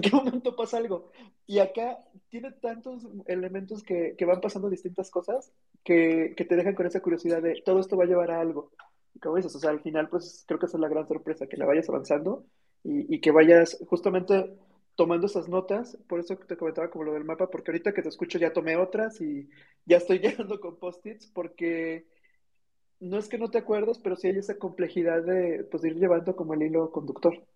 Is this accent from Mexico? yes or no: yes; Mexico; como mexicanos